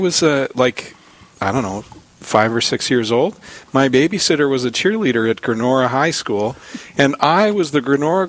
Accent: Williston, North Dakota, United States; also born or lived in Dickinson, North Dakota; My hometown.

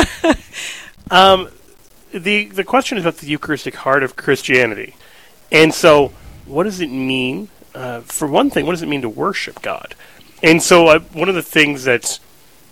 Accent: Kansas City, Missouri, United States; growing up in Kansas City, the 80s and 90s were not exactly a golden age for catechesis

